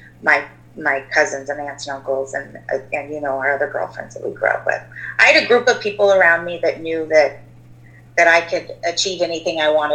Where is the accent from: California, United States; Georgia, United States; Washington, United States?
Washington, United States; Port Orchard; I grew up in Port Orchard with you